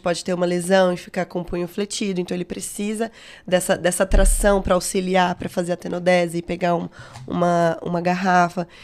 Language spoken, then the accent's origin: Portuguese; Uberaba, Minas Gerais, Brazil; sou de Uberaba, fiz a federal